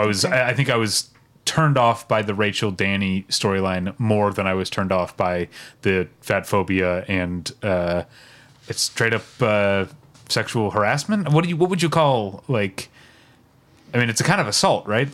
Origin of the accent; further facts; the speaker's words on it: Midwest, United States; as a Midwesterner